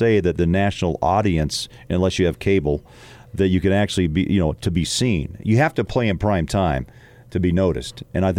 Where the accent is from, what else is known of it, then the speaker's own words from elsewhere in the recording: Midwest, United States; moved away; also born or lived in New York; I'm from the Midwest, but I've worked in the West for most of my career.